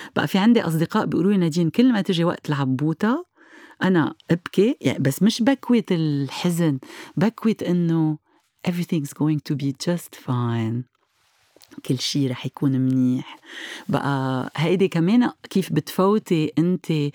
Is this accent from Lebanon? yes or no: yes; Lebanon; عندنا بلبنان